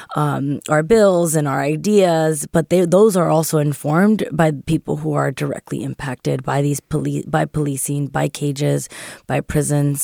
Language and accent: English; San Francisco, California, United States; born and raised here in, in La Mision in San Francisco